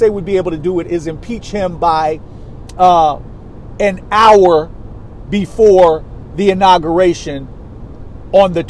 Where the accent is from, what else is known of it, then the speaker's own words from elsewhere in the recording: New York, United States; I'm a New Yorker